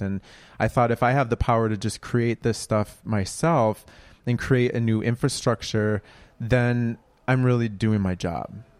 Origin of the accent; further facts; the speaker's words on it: Minneapolis, Minnesota, United States; now in Brooklyn, United States; I'm from Minneapolis